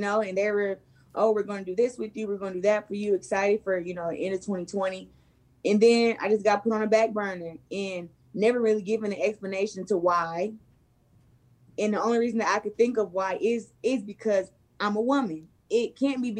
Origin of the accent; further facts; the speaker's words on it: Flint, Michigan, United States; my hometown